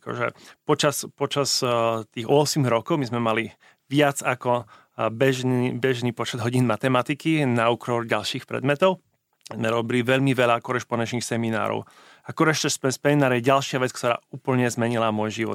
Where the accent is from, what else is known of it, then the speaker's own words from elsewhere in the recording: Košice, Košice Region, Slovakia; moved away as an adult; Pochádzam eh, z Košic. Eh, žil som tam prvých 18 rokov života